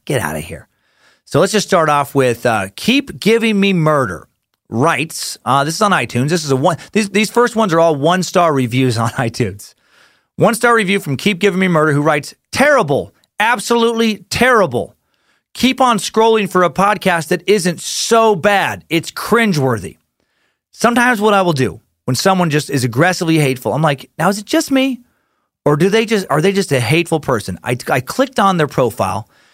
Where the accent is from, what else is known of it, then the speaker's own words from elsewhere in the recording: Idaho, United States; I'm from Idaho, and I live in Idaho.